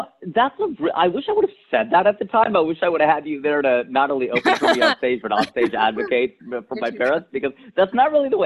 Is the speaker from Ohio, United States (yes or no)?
yes; Cincinnati, Ohio, United States; my hometown of Cincinnati, Ohio